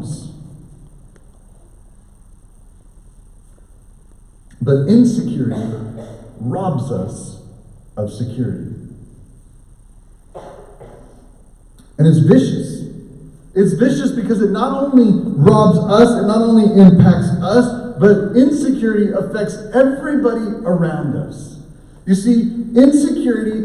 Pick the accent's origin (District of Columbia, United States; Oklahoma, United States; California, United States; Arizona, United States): Oklahoma, United States; I grew up in Oklahoma